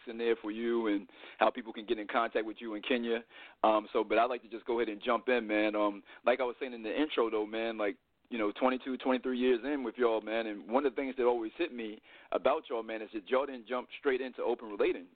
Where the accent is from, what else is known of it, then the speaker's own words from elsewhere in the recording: Richmond, Virginia, United States; moved away as an adult; now in Los Angeles, United States; I'm from Virginia. I grew up in the 804, Richmond, Virginia